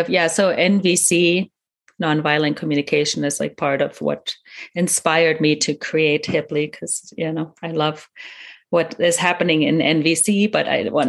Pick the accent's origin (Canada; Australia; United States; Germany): Germany; first language German; English is a second language; I'm a native German speaker as well, coming from Germany, growing up in Germany